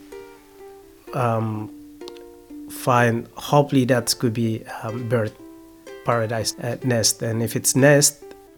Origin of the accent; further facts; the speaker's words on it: West Papua, Indonesia; now in Australia; I came from West Papua. I came as a refugee, so life in West Papua, it's a very beautiful.